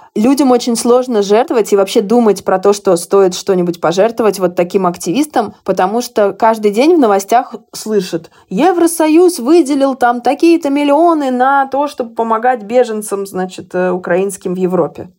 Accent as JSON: {"language": "Russian", "country": "Russia", "also_born_or_lived": "Hungary", "moved": "as an adult", "lives_now": "Budapest, Hungary", "said": "я вот 10 лет живу в Венгрии. Безусловно, я россиянка"}